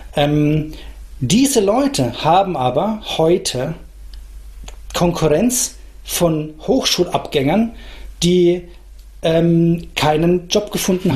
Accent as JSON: {"language": "German", "area": "Franconia, Aschaffenburg district", "region": "Bavaria", "country": "Germany", "moved": "yes", "lives_now": "Nuremberg, Germany", "said": "ich bin selber Franke, insofern ähm, ich kenne das vielleicht schon irgendwoher, weil unser, unser Landkreis Aschaffenburg und die Spessarte"}